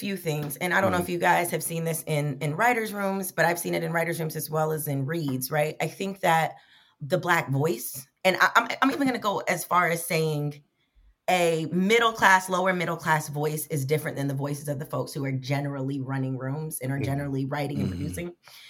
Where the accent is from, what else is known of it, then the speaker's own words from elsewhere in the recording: the South, United States; I'm from the South, so that's how they speak as well.